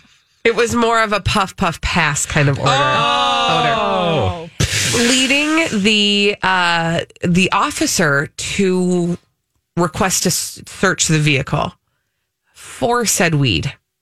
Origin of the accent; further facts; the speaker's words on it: Canada; Yeah, I'm a Canadian guy speeding in New York.